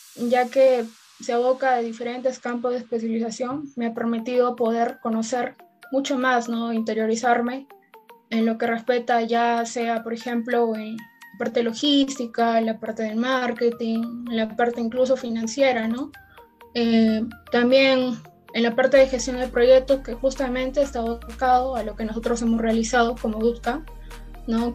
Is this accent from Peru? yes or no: yes; La Libertad, Peru; soy de La Libertad